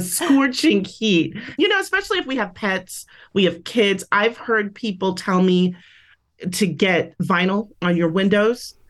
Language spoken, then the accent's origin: English; San Francisco, California, United States; moved away as an adult; now in Las Vegas, United States; I am originally from the Bay Area, San Francisco